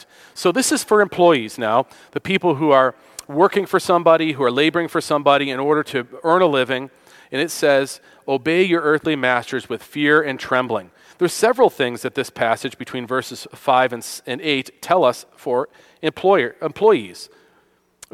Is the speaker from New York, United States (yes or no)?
yes; Western New York, United States; I grew up in Western New York, the Rust Belt, as it's called